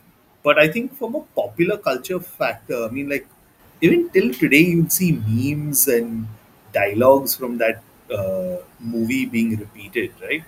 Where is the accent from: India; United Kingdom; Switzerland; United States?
India; growing up in the 90s in India